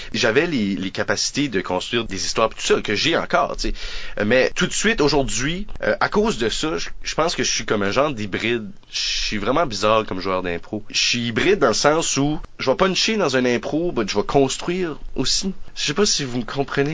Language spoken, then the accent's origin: French; New Brunswick, Canada; on est acadien, euh, on vient du Nouveau-Brunswick